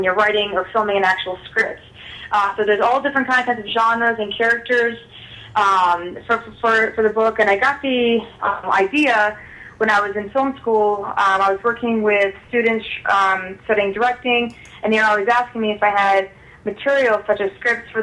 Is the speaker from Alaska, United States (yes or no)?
yes; North Pole, Alaska, United States; moved away as an adult; now in Chicago, United States; I was born and raised in Alaska, and I now reside in Chicago, Illinois